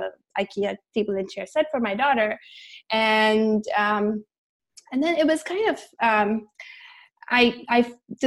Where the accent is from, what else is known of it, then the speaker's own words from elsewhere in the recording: India; now in Orange County, United States; I was born and brought up in India